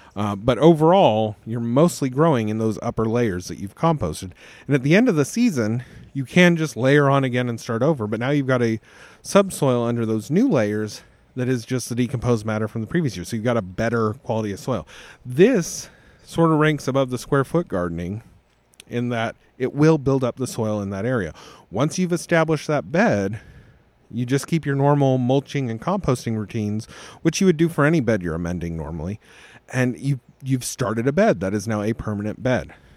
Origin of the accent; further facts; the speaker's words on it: Las Vegas, Nevada, United States; I also wasn't born in Tennessee, but I was born in Las Vegas.